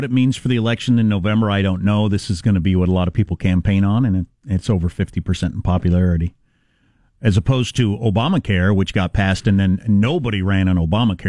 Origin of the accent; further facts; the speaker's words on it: Wisconsin, United States; I said I was from Southwest Wisconsin